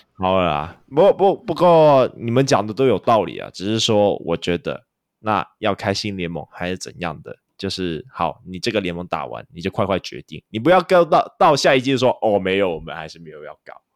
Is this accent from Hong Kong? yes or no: yes; Hong Kong; now in Taiwan; 我是香港人